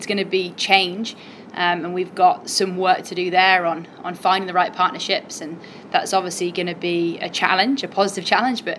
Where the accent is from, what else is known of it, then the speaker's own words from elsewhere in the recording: Cornwall, South West England, United Kingdom; I grew up in Cornwall